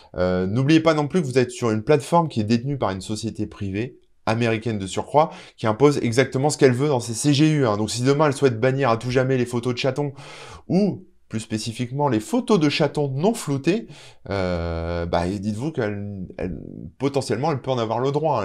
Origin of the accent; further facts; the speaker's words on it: France; chez nous, en France